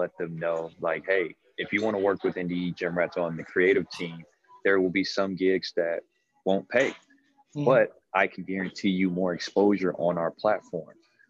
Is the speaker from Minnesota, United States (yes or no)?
no; Gary, Indiana, United States; I come from Gary, Indiana.